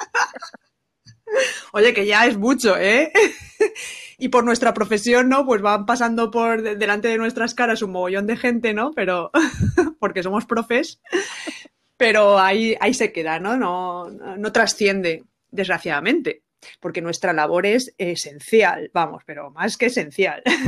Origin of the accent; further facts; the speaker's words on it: Benidorm, Valencian Community, Spain; moved away; yo soy de Benidorm y estoy también orgullosa. Es que quería decir ya mi lugar de nacimiento